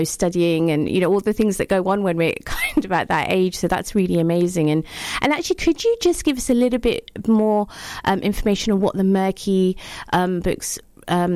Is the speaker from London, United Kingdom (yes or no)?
yes; London, United Kingdom; I grew up in Northwest London.